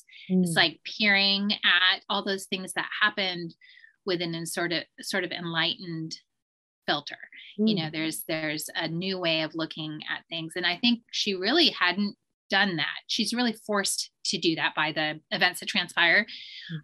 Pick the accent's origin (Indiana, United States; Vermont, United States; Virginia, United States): Vermont, United States; I grew up in Vermont in a really rural area